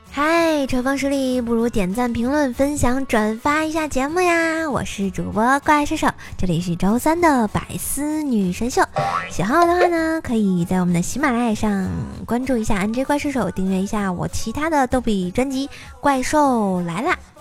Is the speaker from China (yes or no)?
yes; Tianjin, China; accent: Tianjin dialect; 我说天津话有时候他们听不懂